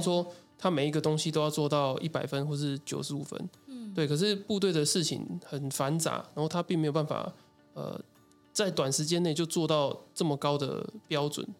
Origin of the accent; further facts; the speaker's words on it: Tainan, Taiwan; 我是台南人